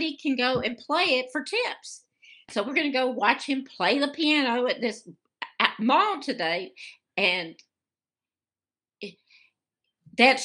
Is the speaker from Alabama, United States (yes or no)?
yes; Birmingham, Alabama, United States; I was raised in Alabama, raised in Birmingham